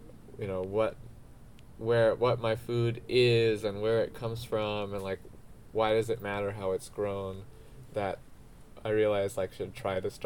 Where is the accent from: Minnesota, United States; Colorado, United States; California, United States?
California, United States; Diamond Bar; I grew up here in Southern California in the suburbs in a city called Diamond Bar